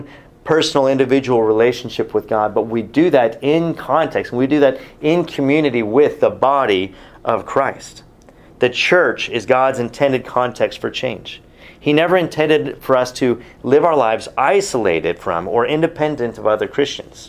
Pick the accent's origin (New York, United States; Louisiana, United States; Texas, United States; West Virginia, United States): Texas, United States; as a Texan sitting in my Bible college class